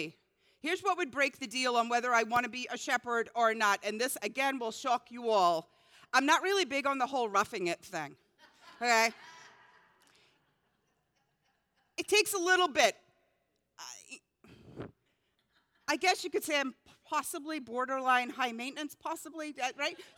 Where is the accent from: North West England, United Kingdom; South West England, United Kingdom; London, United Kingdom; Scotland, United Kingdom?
Scotland, United Kingdom; moved away; growing up in Scotland